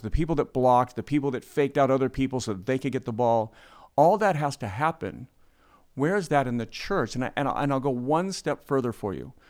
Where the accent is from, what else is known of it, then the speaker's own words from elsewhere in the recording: United States; being American